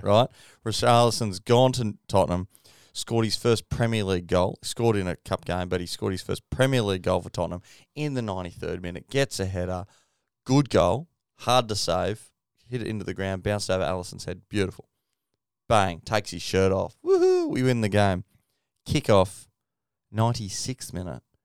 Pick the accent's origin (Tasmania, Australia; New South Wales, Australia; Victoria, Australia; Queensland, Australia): Queensland, Australia; as a Queenslander.